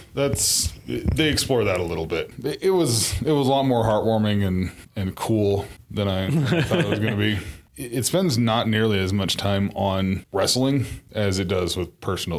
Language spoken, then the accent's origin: English; Iowa, United States; now in Colorado, United States; I grew up in Iowa